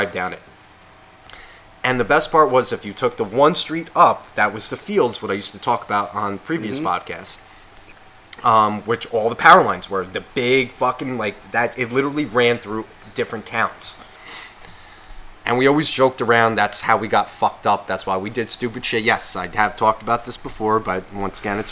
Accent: Nutley, New Jersey, United States; where I grew up in Nutley

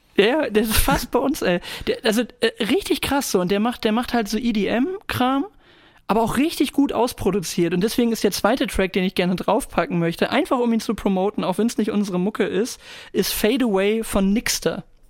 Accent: Germany; heißen wir halt äh, Deutsche

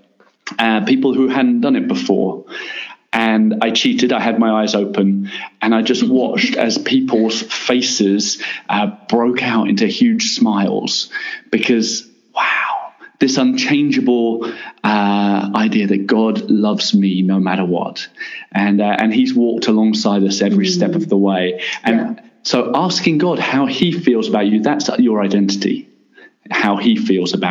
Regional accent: England, United Kingdom; moved away as an adult; now in Middle East; As an Englishman

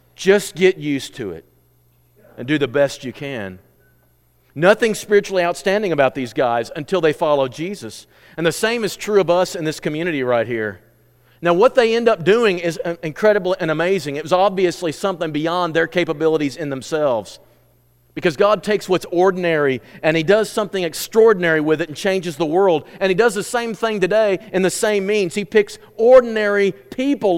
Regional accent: United States; I am an American

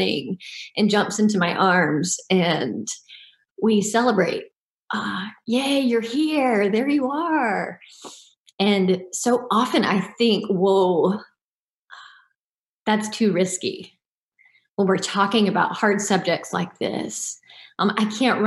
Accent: Deep South, United States; I grew up in the Deep South

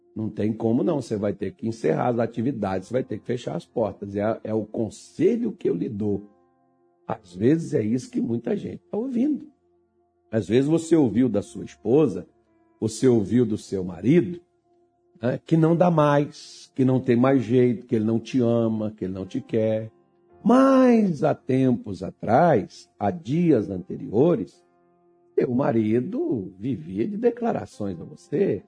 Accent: Minas Gerais, Brazil; also born or lived in Belém; eu sou mineiro

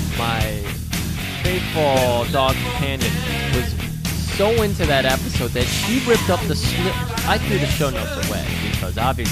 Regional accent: United States; As an American

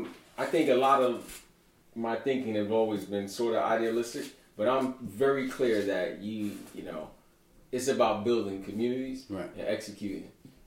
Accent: New York City, New York, United States; growing up in Brooklyn in the time that I grew up. And metal detectors was in our school in 1986 in high school.

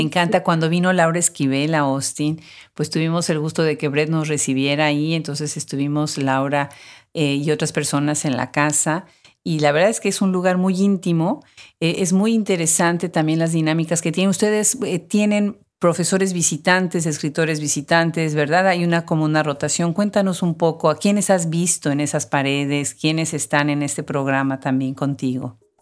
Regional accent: Mexico; como mexicana

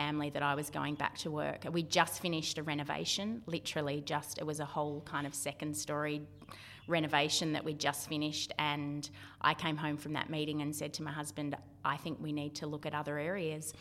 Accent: Victoria, Australia; also born or lived in South Australia / Mornington Peninsula; now in Central Coast, Australia; Originally, I grew up in Victoria

